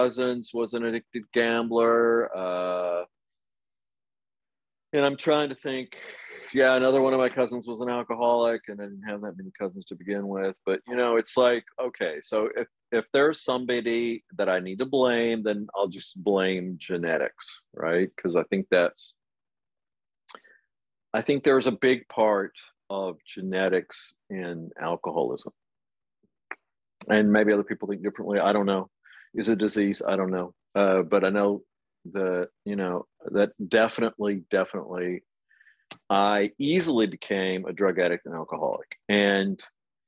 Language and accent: English; Amarillo, Texas, United States; now in Paris, France; I grew up in Amarillo, Texas